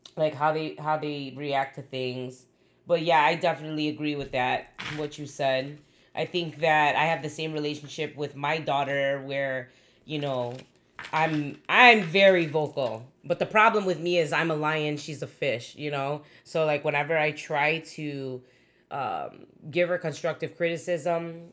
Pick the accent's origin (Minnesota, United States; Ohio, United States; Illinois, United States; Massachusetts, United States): Illinois, United States; Chicago; I'm pretty hood from Chicago, b-, grew up in Logan Square, Humboldt Park